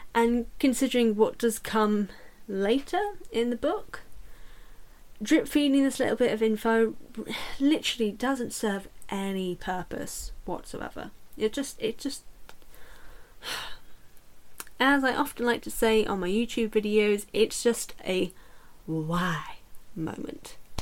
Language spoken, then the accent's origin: English; United Kingdom; I'm British as well